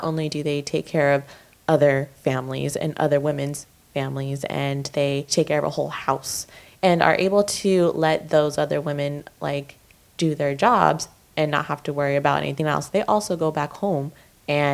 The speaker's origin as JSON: {"language": "English", "area": "Orange County", "region": "California", "country": "United States", "tie": "born or raised there", "said": "growing up in Orange County"}